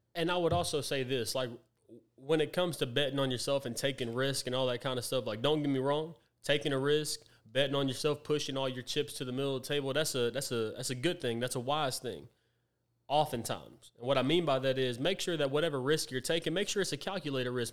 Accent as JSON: {"language": "English", "town": "Tyler", "region": "Texas", "country": "United States", "tie": "born or raised there", "said": "I was born and raised right here in Tyler"}